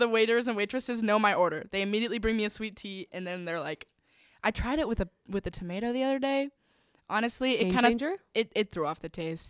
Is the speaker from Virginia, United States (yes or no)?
yes; Virginia, United States; I'm from Virginia.